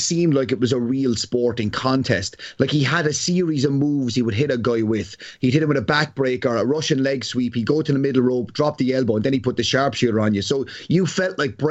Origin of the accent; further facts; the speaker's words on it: Ireland; as an Irishman